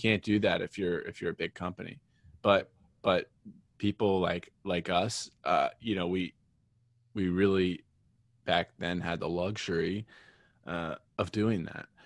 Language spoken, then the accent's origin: English; northeastern Pennsylvania, United States; I grew up in, uh, northeastern Pennsylvania